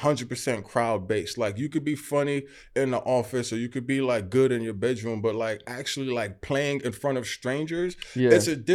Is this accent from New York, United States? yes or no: yes; New York City, New York, United States; born in Brooklyn. And then raised in Queens. Yeah. I'm born and raised in Flatbush, Brooklyn. Yeah. And like, I grew up in a very heavy Caribbean neighborhood